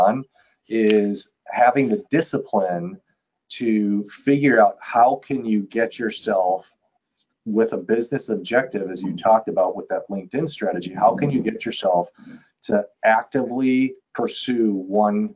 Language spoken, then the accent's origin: English; Milwaukee, Wisconsin, United States; I grew up in Milwaukee, so I'm a Brewers fan by nature